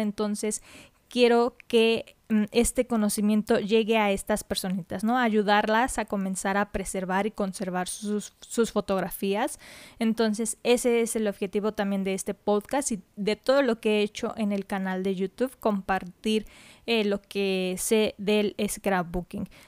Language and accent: Spanish; Mexico; soy de México, entonces en mi país descubrí